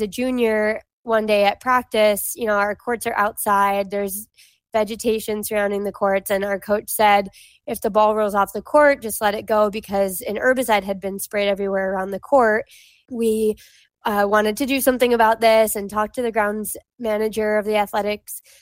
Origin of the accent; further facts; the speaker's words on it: Hawaii, United States; moved away as an adult; I grew up in Hawaii